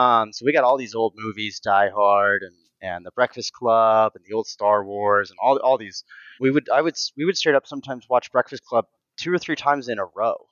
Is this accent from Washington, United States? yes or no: no; Lexington, Kentucky, United States; also born or lived in Versailles, Kentucky; I grew up in Lexington and Versailles, Kentucky